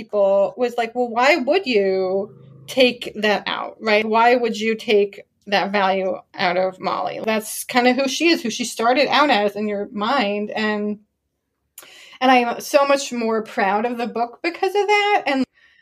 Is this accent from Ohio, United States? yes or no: yes; Ohio, United States; I'm from Ohio